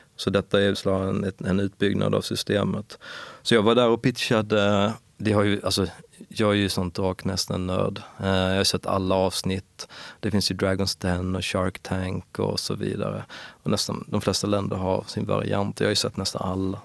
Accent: Ängelholm, Skåne, Sweden; accent: Skåne dialect; also born or lived in Perstorp / Lund; Jag kommer från Skåne såklart. Men eh, nordvästra Skåne, någonting som heter Skälderviken, ligger utanför Ängelholm vid havet.

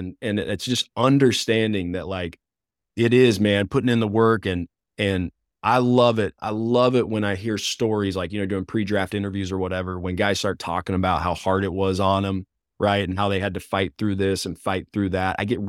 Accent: Mountain Home, Arkansas, United States; I'm from Mountain Home, which is North Central

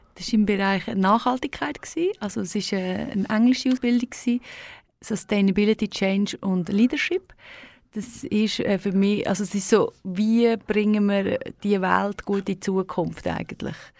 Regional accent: Thalheim, Aargau, Switzerland; Das ist also ein Schussdorf äh, da am Fuß der Staffelegg. Ja. Ähm, dort bin ich ähm, aufgewachsen

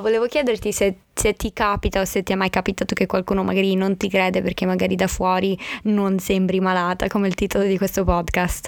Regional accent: Abruzzo, Italy; sono cresciuta nella zona d'Abruzzo

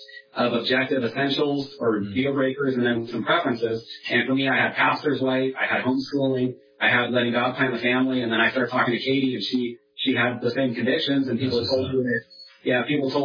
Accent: Northern California, United States; moved away as an adult; now in Washington, United States; my wife and I grew up in Northern California together. We moved to Washington in 2010

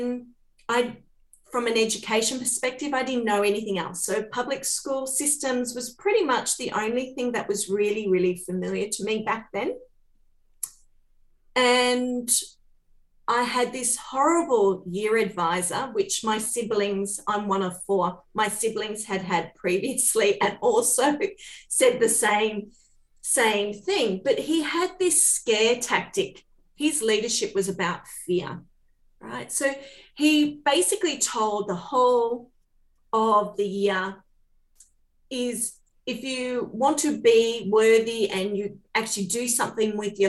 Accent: Port Macquarie, New South Wales, Australia; I was born in Port Macquarie on the mid-north coast.

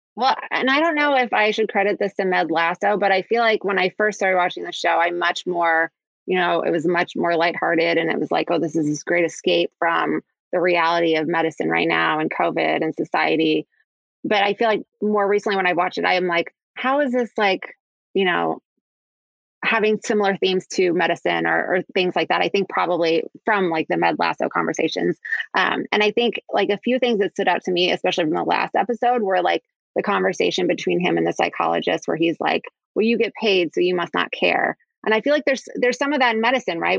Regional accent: Kansas City, Missouri, United States; moved away; I'm from Kansas City originally

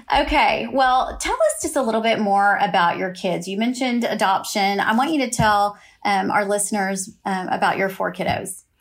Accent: Austin, Texas, United States; moved away; we are both from Austin, Texas.

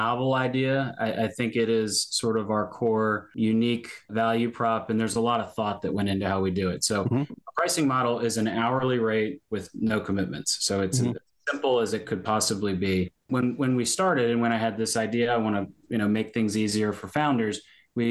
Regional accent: Richmond, Virginia, United States; also born or lived in Baltimore, Maryland; now in Annapolis, United States; I grew up in Richmond, Virginia.

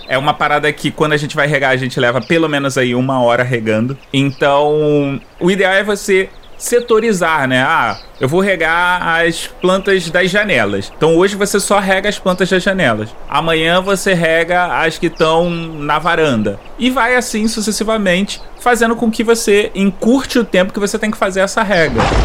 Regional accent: Rio de Janeiro, Brazil; accent: carioca; eu sou carioca

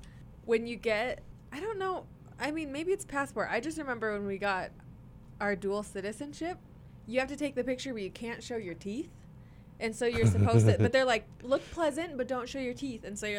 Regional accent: South Dakota, United States; Well, it's South Dakota, but my mom's from Thailand.

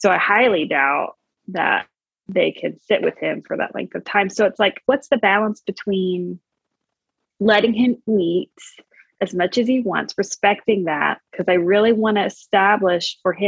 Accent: Louisville, Kentucky, United States; Louisville, Kentucky.

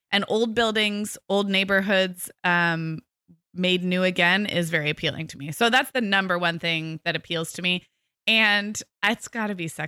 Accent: West Coast, United States; I grew up on the West Coast with a lot of newer newer cities

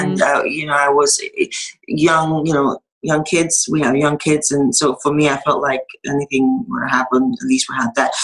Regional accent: Nigeria; now in United States; I'm from Nigeria

